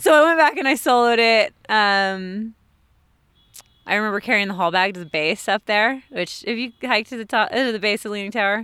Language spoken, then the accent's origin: English; Pescadero, California, United States; I grew up in Pescadero, a little tiny town on the coast of California